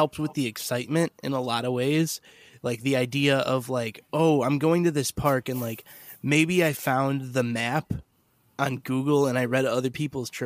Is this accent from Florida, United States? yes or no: no; Chicago, Illinois, United States; as a Chicagoan